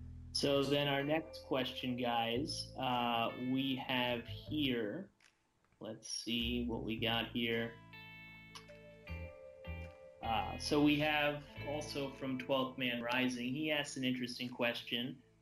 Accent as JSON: {"language": "English", "region": "New York", "country": "United States", "moved": "yes", "lives_now": "Canada", "said": "I live in Canada. I'm actually from New York."}